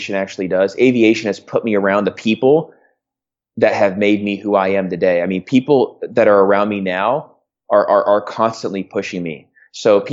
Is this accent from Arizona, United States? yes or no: yes; Phoenix, Arizona, United States; also born or lived in California; I grew up in Phoenix, Arizona, in California.